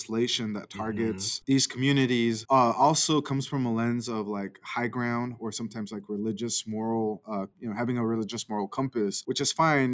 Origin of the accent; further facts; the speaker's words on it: Idaho, United States; I was born and raised in Idaho. So I've always been here since I was born